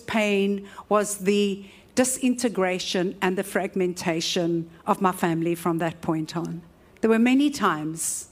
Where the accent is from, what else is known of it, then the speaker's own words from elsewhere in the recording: Cape Town, Western Cape, South Africa; I was raised in Woodstock